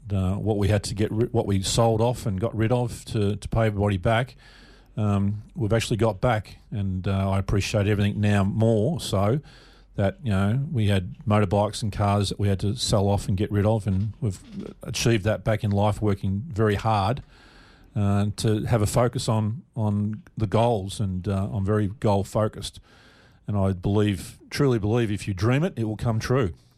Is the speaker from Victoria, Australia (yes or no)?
yes; Melbourne, Victoria, Australia; also born or lived in McKinnon; I was born and raised in Caulfield, uh, down back in Melbourne